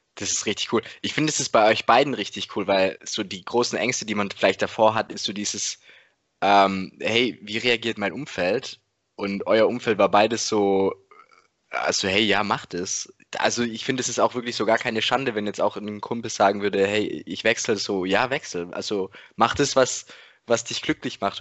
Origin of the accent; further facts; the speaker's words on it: the Ländle, Baden-Württemberg, Germany; bei uns im Ländle.